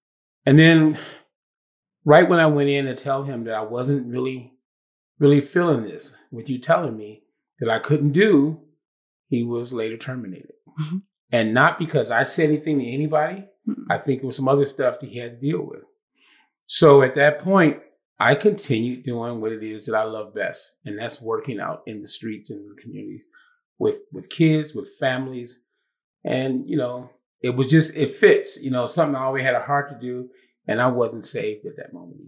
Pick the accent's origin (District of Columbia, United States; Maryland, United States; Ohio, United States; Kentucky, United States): Ohio, United States; Cleveland; moved away as an adult; also born or lived in Tiffin, Ohio / Michigan; I started off born and raised in Cleveland, Ohio.